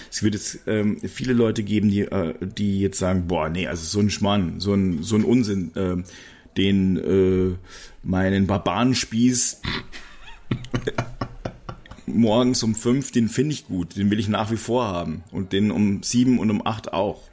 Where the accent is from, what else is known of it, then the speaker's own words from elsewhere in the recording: Regensburg, Bavaria, Germany; Ich komme ja aus Regensburg oder aus der Nähe von Regensburg